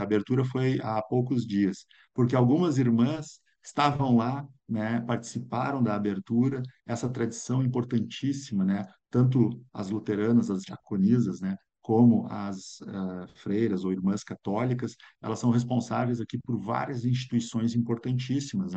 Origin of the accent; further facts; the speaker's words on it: São Leopoldo, Rio Grande do Sul, Brazil; na cidade onde eu nasci, que é São Leopoldo